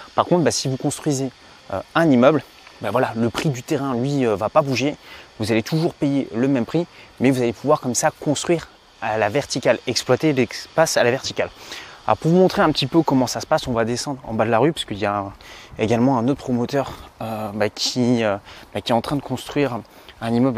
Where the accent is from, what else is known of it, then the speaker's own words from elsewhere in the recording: Provence-Alpes-Côte d'Azur, France; je me trouve en fait dans un des quartiers où j'ai grandi euh, quand j'étais petit sur la Côte d'Azur